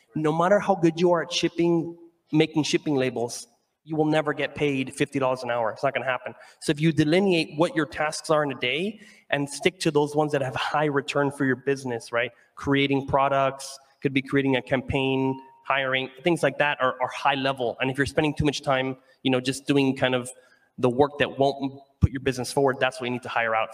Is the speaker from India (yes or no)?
no; Venezuela; moved away; I'm from Venezuela and I wanted to give jobs and hire people out there